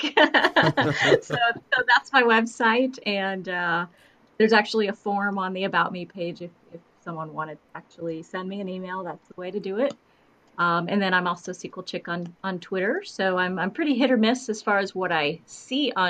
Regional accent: Midwest, United States; now in North Carolina, United States; I grew up in the Midwest

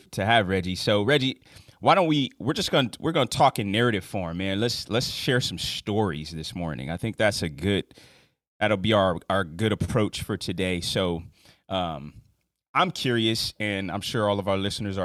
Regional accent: West Coast, United States; coming from the West Coast, apparently I learned that we have accents too

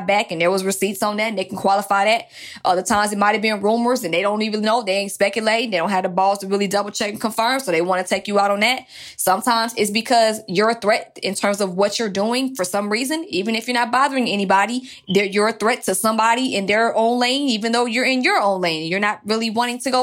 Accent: Atlanta, Georgia, United States; I'm from Atlanta

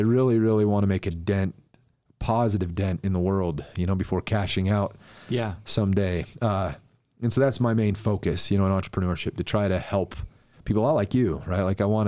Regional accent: Mapleton, Utah, United States; Dude, I'm originally from Mapleton, okay. Utah, and I love it there.

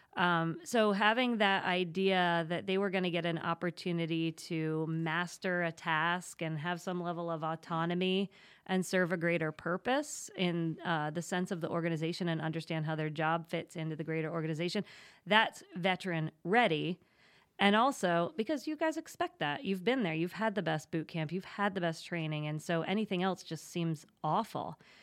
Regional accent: State College, Pennsylvania, United States; moved away as an adult; also born or lived in New York City; now in Wilmington, United States; I'm from Pennsylvania, grew up in State College, proud Penn Stater

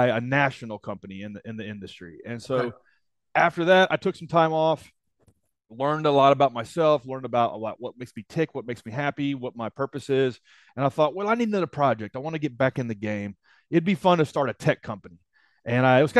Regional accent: Nashville, Tennessee, United States; my hometown of Nashville, Tennessee

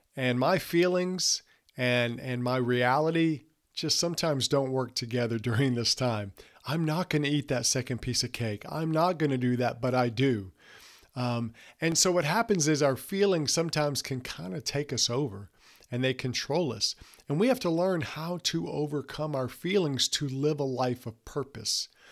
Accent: Mississippi Gulf Coast, United States; when I was younger, we grew up on the Mississippi Gulf Coast

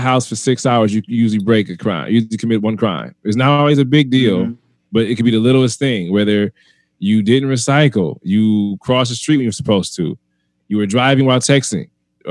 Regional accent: United States; I'm American made, like born and raised here.

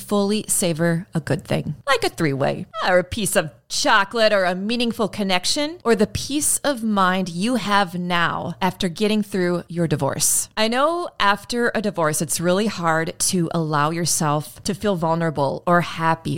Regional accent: United States; I'm still an American

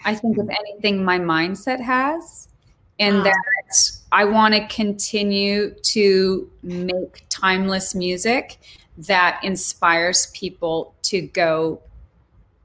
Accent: Montana, United States; moved away; also born or lived in Switzerland; growing up in Montana

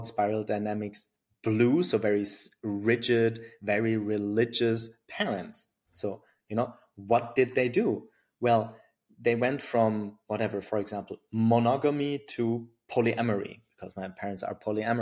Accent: Germany; accent: German; English is a second language; now in Berlin, Germany; my German accent

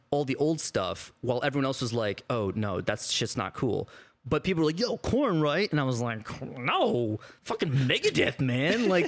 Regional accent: Midwest, United States; I'm also from the Midwest.

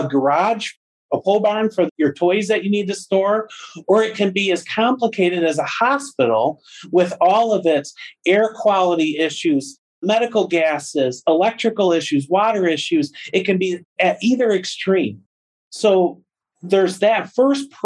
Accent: Freeland, Michigan, United States; also born or lived in Midland, Michigan; I grew up in Freeland and moved away while I was in college and ultimately came back to Midland

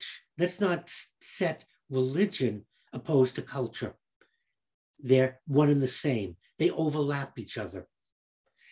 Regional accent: Boston, Massachusetts, United States; growing up in Boston, I found that the culture was Polish, Italian, Irish, all of them Catholics

